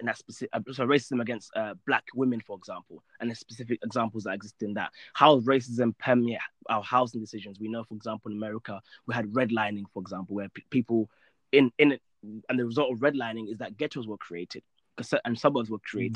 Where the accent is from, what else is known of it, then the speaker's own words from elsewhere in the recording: United Kingdom; moved away as an adult; now in Egypt; I'm a British law graduate, and then I moved to Egypt to pursue Islamic studies